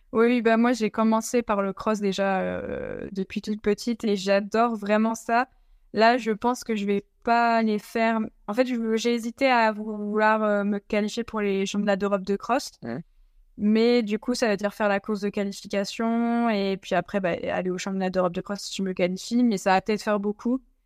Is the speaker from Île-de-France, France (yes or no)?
no; the North, Hauts-de-France, France; je viens, de, je du Nord